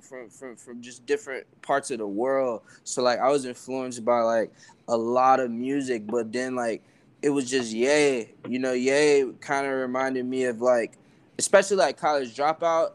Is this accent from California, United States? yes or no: no; Atlanta, Georgia, United States; I'm from Atlanta, bro. So I grew up like in Atlanta